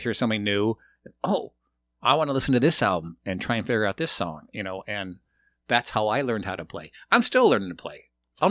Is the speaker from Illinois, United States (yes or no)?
yes; Chicago, Illinois, United States; You know, I was from Chicago.